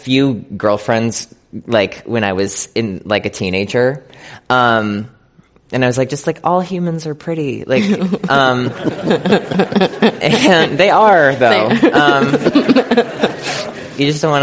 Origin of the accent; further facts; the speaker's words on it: Scranton, Pennsylvania, United States; I'm from like a small town in Pennsylvania. I'm from Scranton, Pennsylvania